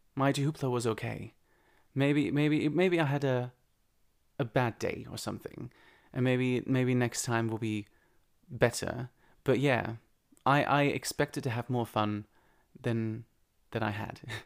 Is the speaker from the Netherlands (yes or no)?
yes; Netherlands; moved away; I'm from the Netherlands